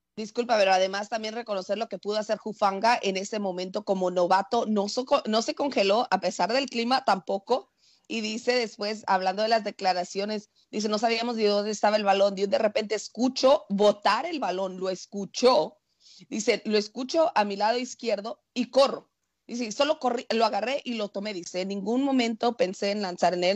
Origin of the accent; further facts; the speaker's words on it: Mexico; como buena mexicana